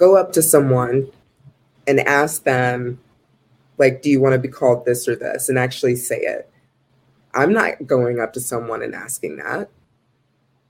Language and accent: English; United States; I'm from the United States